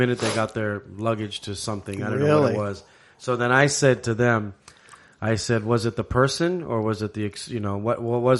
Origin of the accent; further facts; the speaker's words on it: Hawaii, United States; as Hawaiians